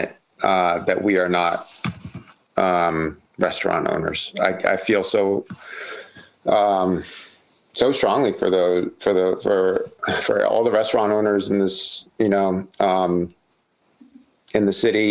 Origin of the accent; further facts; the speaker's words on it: Asbury Park, New Jersey, United States; moved away as an adult; now in Baltimore, United States; I'm originally from New Jersey, from a town called Asbury Park on the shore in Jersey. I moved here actually, like I mentioned earlier, getting sober when I was like 21